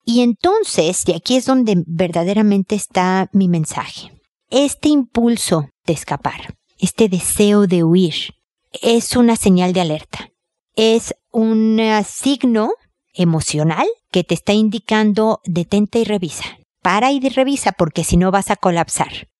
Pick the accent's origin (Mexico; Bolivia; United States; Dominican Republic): Mexico; como decimos en México